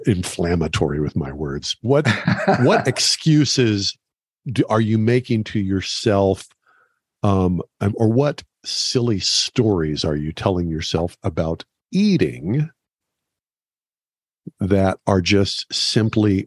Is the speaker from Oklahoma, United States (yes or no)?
yes; Oklahoma, United States; I grew up in Oklahoma. I grew up in cattle country